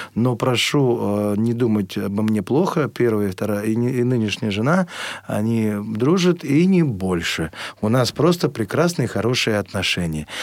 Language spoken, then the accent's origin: Russian; Russia; все время хотелось вернуться сюда, в нашу страну